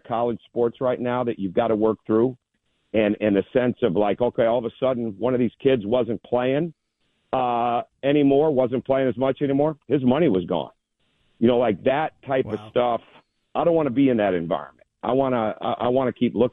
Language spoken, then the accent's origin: English; Michigan, United States; growing up in Michigan